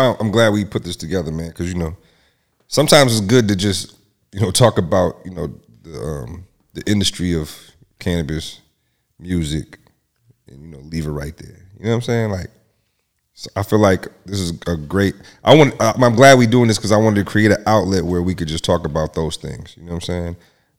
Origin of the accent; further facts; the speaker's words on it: Lansing, Michigan, United States; I'm from Michigan.